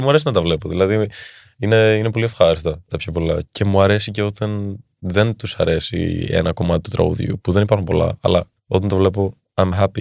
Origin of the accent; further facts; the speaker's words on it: Athens, Attica, Greece; Εδώ μεγάλωσα όμω και εδώ γεννήθηκα στην Ελλάδα